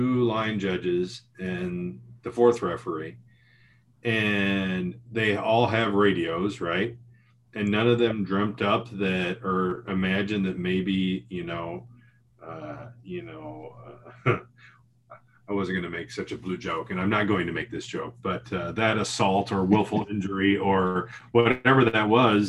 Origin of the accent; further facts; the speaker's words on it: United States; as an American, I grew up watching American football